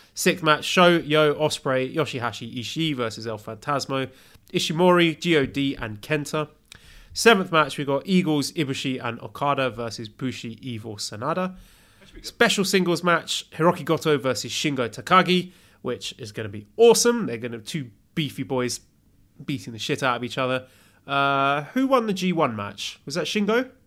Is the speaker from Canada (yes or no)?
no; United Kingdom; I'm British